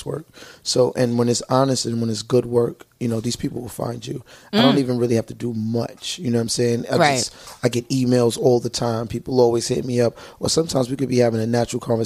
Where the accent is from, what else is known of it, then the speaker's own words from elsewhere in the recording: New York City, New York, United States; I'm from Brooklyn.